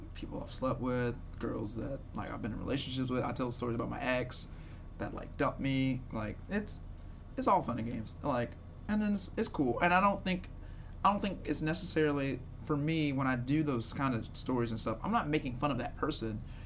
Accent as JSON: {"language": "English", "town": "Shreveport", "region": "Louisiana", "country": "United States", "said": "I'm from Shreveport"}